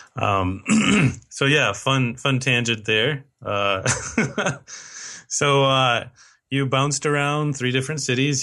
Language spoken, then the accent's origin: English; United States